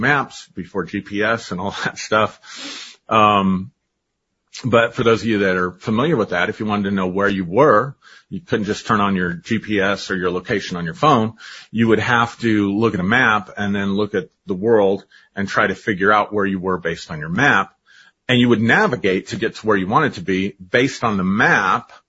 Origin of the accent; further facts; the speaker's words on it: United States; first language English; I learned English because I grew up in America